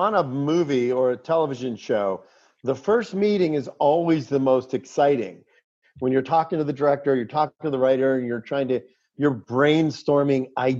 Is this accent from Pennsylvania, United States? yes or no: yes; Pittsburgh, Pennsylvania, United States; when I grew up in Pittsburgh, you know, my grandparents, you know, my family was from Italy.